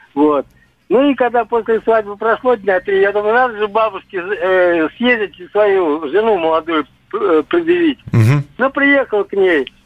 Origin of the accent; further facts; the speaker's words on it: Moscow, Russia; moved away as an adult; also born or lived in Tver; сам я тоже москвич